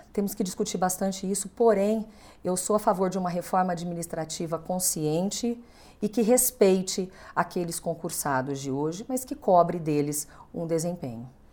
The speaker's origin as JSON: {"language": "Portuguese", "country": "Brazil"}